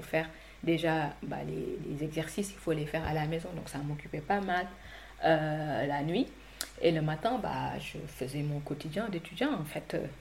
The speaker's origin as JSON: {"language": "French", "region": "Saint-Louis", "country": "Senegal", "tie": "born or raised there", "moved": "as an adult", "lives_now": "France", "said": "j'ai grandi à Saint-Louis jusqu'à l'obtention du bac et je suis arrivée en France"}